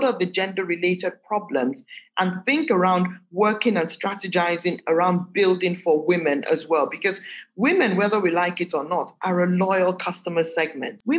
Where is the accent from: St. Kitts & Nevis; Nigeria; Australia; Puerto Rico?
Nigeria; as Nigerian and as Nigerianness as we can get, we're still a very heterogeneous society in general